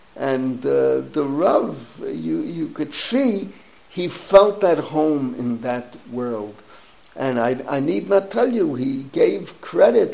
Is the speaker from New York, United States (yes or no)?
yes; New York City, New York, United States; we grew up together in the Bronx, my classmate, my friend